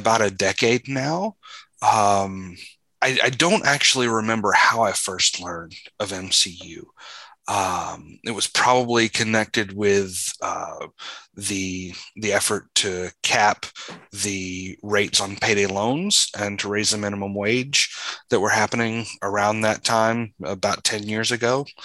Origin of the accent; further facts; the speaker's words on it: Phenix City, Alabama, United States; moved away as an adult; now in St. Louis, United States; I grew up in Phoenix City, Alabama. I lived there until it was time to go to college